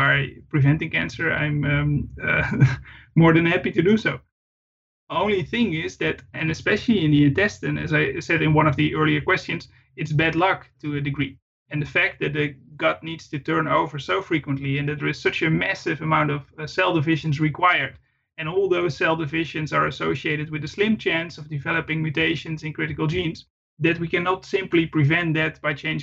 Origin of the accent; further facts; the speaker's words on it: Netherlands; I was raised, brought up in quite a rural part of the Netherlands.